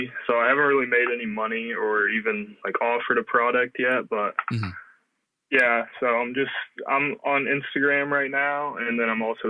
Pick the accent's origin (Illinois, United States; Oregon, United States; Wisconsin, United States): Illinois, United States; I'm from Illinois. I am currently in community college in Bloomington.